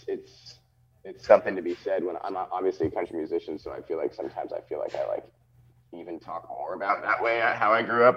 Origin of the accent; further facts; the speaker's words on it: Orangevale, California, United States; I grew up in Orangevale, California. It's like 40 minutes outside